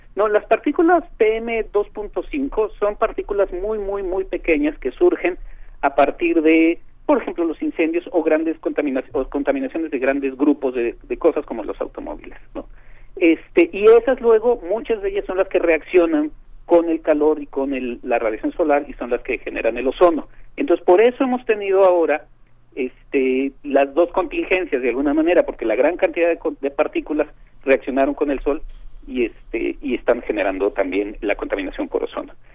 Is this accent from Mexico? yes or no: yes; Mexico; como mexicanos